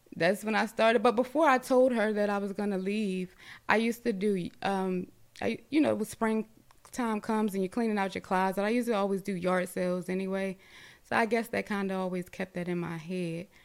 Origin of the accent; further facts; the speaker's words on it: Baltimore, Maryland, United States; I'm originally from Baltimore